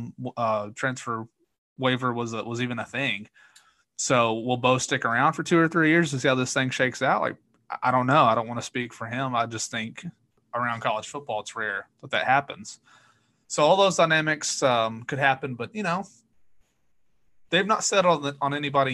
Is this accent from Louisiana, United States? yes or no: no; Corbin, Kentucky, United States; where I grew up in Corbin